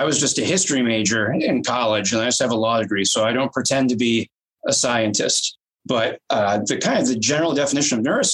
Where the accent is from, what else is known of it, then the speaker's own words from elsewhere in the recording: United States; I'm from the United States